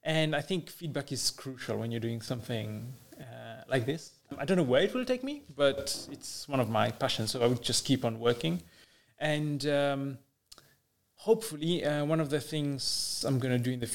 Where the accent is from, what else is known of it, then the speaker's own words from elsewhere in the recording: Mauritius; I'm from Mauritius